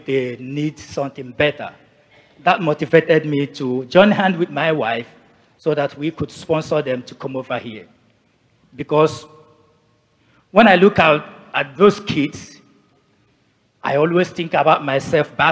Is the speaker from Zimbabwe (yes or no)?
no; Nigeria; moved away as an adult; also born or lived in Asia; now in Canada; I'm originally from Nigeria.